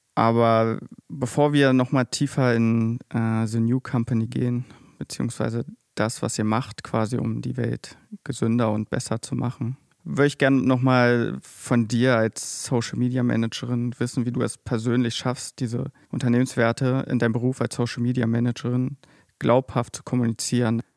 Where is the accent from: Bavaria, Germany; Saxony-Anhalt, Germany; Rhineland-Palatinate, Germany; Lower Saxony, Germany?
Saxony-Anhalt, Germany; near Magdeburg; Ich komme nämlich auch aus der Nähe von Magdeburg.